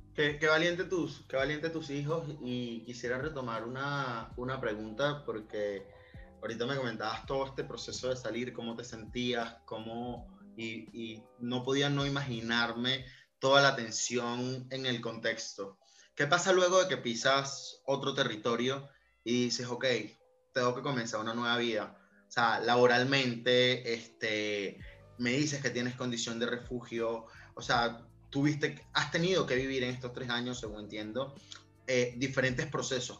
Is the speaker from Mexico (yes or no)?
no; Venezuela; Yo soy venezolano